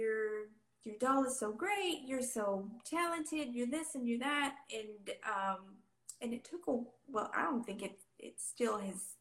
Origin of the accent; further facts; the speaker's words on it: Texas, United States; I'm Hispanic. I'm from Texas